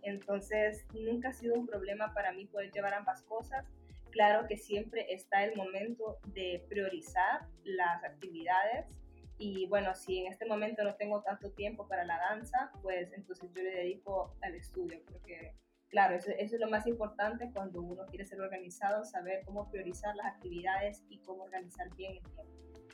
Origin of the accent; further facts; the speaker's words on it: Tegucigalpa, Francisco Morazán, Honduras; nací en Tegucigalpa y aquí crecí